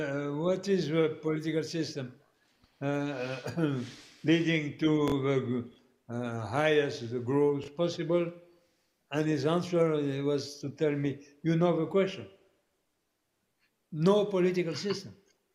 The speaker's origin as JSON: {"language": "English", "country": "Canada", "said": "I'm not saying that because I'm a Canadian"}